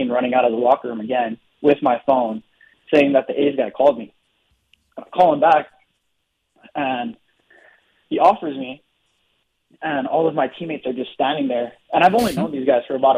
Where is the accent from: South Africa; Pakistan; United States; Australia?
United States; Hilo, Hawaii; I made a lot of friends really quickly, and I think that's because I was raised in Hawaii